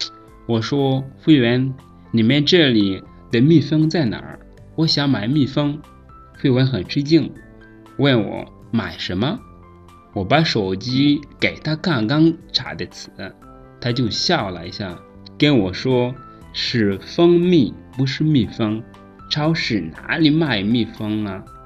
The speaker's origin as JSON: {"language": "Chinese", "country": "Rwanda", "second_language": "Chinese", "said": "我是来自罗安达的"}